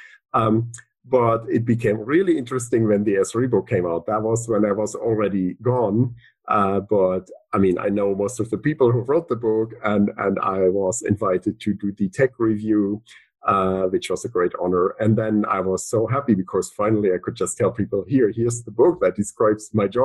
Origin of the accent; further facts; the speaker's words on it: Berlin, Germany; moved away as an adult; also born or lived in Dublin, Ireland; I'm from Berlin. I was all my life in Berlin, essentially, until I got that Google job, which was in Dublin, Ireland